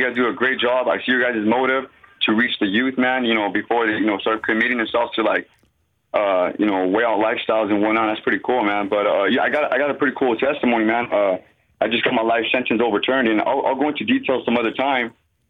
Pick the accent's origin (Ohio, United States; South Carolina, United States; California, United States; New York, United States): California, United States; Riverside; now in Central Valley, United States; I'm originally from Riverside. I grew up in the church. I grew up in Calvary Chapel and Harvest and whatnot